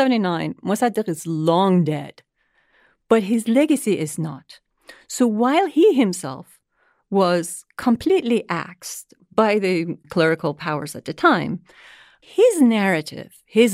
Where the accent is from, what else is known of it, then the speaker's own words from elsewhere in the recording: Iran; As someone who was born and raised in Iran during the tumultuous years of the Iranian Revolution and its aftermath.